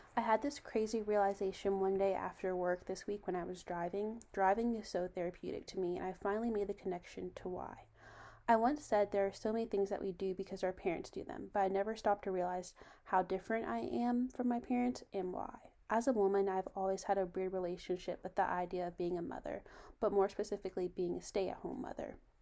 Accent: Virginia, United States; I'm from Virginia

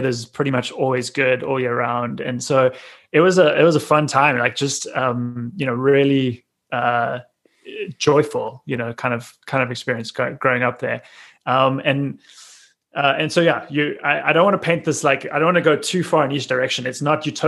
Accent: Cape Town, Western Cape, South Africa; moved away as an adult; also born or lived in Johannesburg, South Africa; now in New York, United States; I was born in Cape Town, lived there for like the first 26, 27 years of my life.

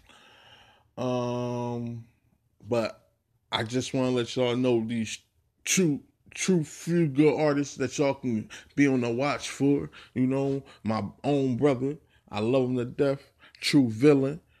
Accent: New Jersey, United States; I'm from South Jersey, born and raised

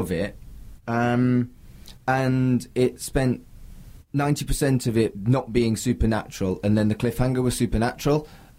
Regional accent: United Kingdom; But that's hardly fair because I am fundamentally British.

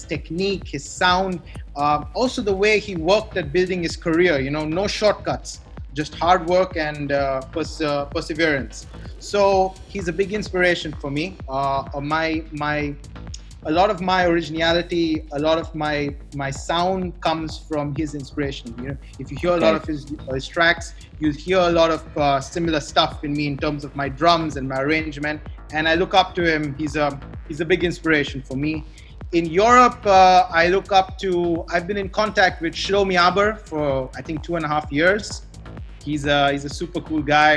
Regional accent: Goa, India; born or raised there; also born or lived in Bangalore

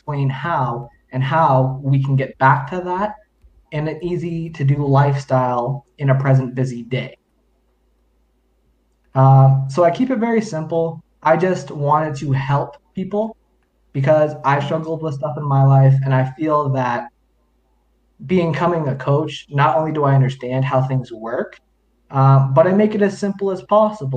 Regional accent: London, Ontario, Canada; also born or lived in Chippewas of Georgina Island, Ontario; I've grown up in London, Ontario

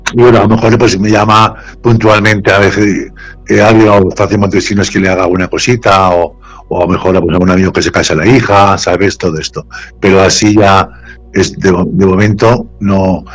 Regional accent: Sagunto, Valencian Community, Spain; moved away as an adult; now in Vallanca, Spain; en Sagunto, hace poco, en mi, ciudad, natal

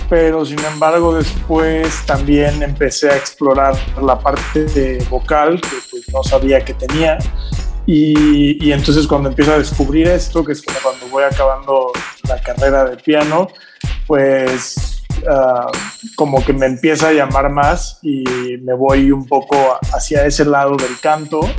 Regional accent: Oaxaca, Mexico; moved away as an adult; now in Mexico City, Mexico

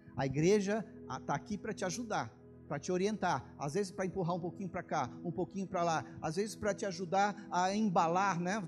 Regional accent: Brazil; moved away; Primeira vez que eu saí do Brasil

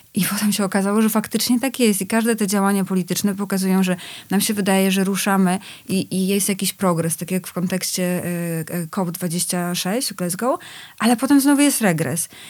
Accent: Poland; ja się wychowywałam na wsi, y, w latach osiemdziesiątych

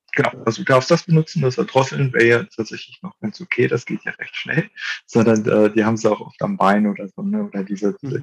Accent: Germany; ich komme hier aus der Region, ich komme aus dem Harz

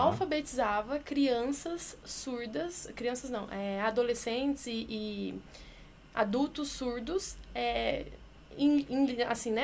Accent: Sinop, Mato Grosso, Brazil; moved away as an adult; also born or lived in Belo Horizonte; now in São Paulo, Brazil; eu sou de Sinop, interior do Mato Grosso

